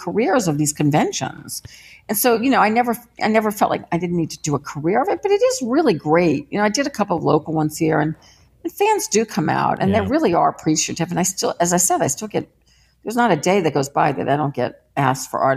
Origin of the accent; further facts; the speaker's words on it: New Orleans, Louisiana, United States; I grew up with someone in New Orleans named Morgus the Magnificent